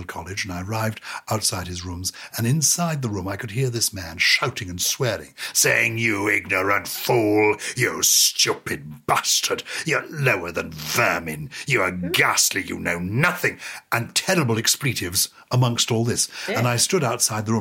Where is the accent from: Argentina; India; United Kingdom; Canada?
United Kingdom; I'm British of a certain generation